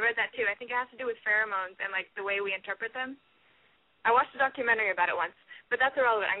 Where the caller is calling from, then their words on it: Austin, Texas, United States; I'm calling with my friend …, and we're from Austin, Texas, and we're both 19.